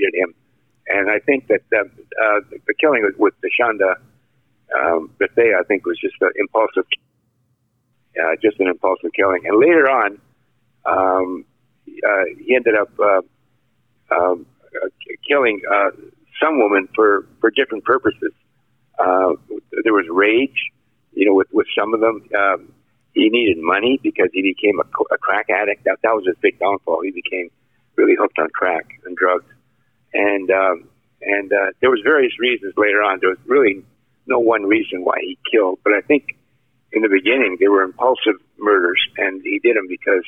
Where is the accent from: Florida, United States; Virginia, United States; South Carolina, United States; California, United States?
South Carolina, United States; Rock Hill; Rock Hill, which is my hometown here